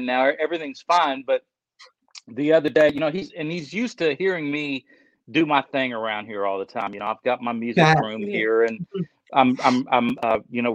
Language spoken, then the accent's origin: English; Cincinnati, Ohio, United States; I'm from Cincinnati, you know, around Cincinnati, Ohio.